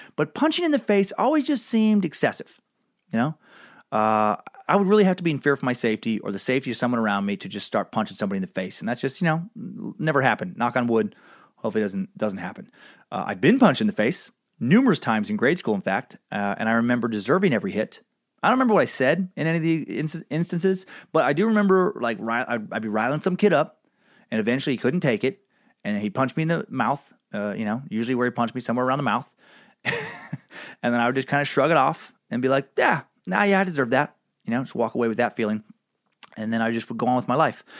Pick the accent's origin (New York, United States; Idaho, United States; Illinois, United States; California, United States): Idaho, United States; Riggins; Riggins, Idaho, my hometown